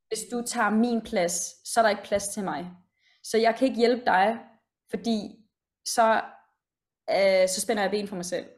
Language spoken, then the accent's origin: Danish; Denmark; moved away as an adult; now in London, United Kingdom; Jeg er jo også mm. øh, født og opvokset i Danmark.